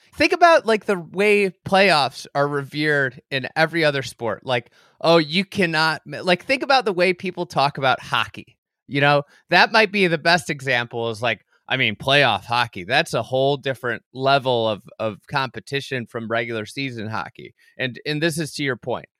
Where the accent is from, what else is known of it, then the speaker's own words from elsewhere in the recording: Midwest, United States; as a Midwesterner